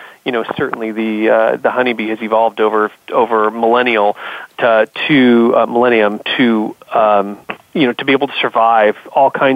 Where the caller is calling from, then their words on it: Palo Alto, California, United States; I reside in Silicon Valley, and I'm actually calling in from my Palo Alto office